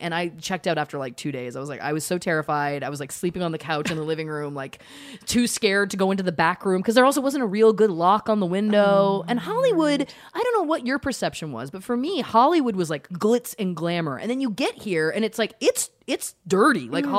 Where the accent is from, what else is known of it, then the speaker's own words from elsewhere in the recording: Canada; moved away as an adult; now in Los Angeles, United States; The first time I came out to LA from Canada, I was very young. I think I was 22 maybe-ish.